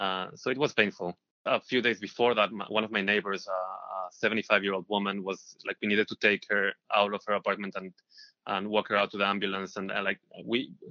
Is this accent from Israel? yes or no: yes; Israel; moved away as an adult; now in New York, United States; I am originally from Israel. I moved here to New York 2 years ago